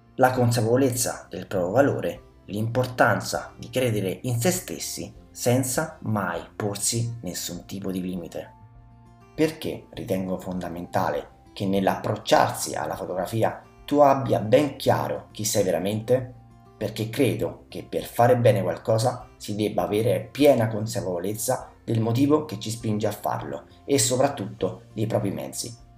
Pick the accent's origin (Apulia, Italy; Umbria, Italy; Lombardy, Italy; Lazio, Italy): Lazio, Italy; Soriano nel Cimino; A tredici anni vivevo a Soreno nel Cimino, mio paese natio